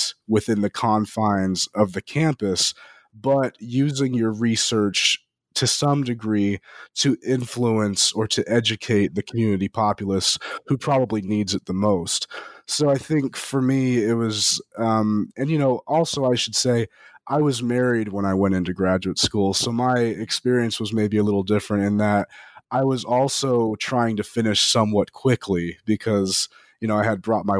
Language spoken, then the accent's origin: English; Las Vegas, Nevada, United States; moved away as an adult; also born or lived in South Carolina; I'm from Las Vegas, Nevada